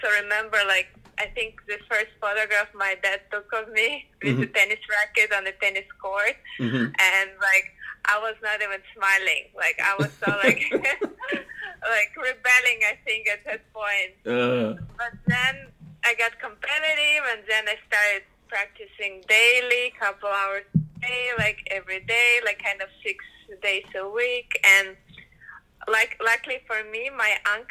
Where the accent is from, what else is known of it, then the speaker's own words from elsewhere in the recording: Ukraine; moved away; I'm originally coming from Ukraine